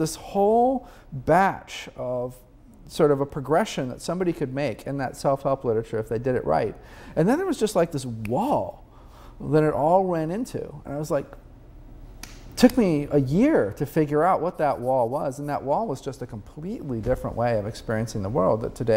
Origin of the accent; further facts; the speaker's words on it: Peoria, Illinois, United States; I was having dinner at my hometown, Peoria, Illinois, with my mom.